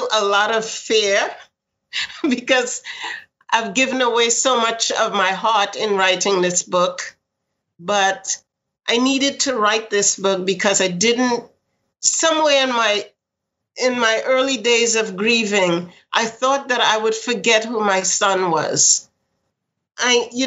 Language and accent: English; New York City, New York, United States; I grew up in Queens, and it was a small writing community.